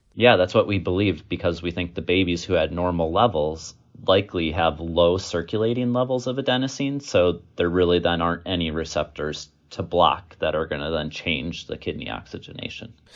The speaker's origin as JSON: {"language": "English", "region": "Wisconsin", "country": "United States", "tie": "born or raised there", "also_born_or_lived": "Virginia", "said": "I was born and raised in Wisconsin"}